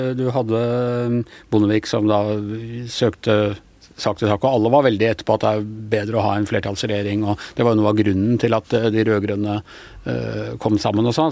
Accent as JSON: {"language": "Norwegian", "town": "Ås", "region": "Akershus", "country": "Norway", "tie": "born or raised there", "said": "jeg vokste opp i en Senterpartikommune ute på, ut på Ås."}